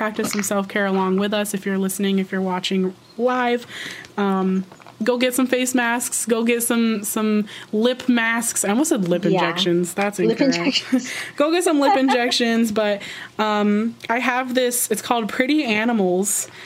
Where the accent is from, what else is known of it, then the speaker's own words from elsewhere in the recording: Vermont, United States; I'm from Vermont